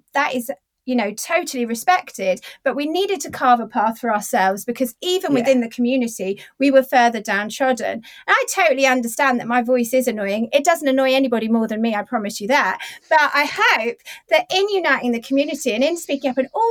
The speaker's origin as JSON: {"language": "English", "country": "United Kingdom", "said": "we're 40 and we're British"}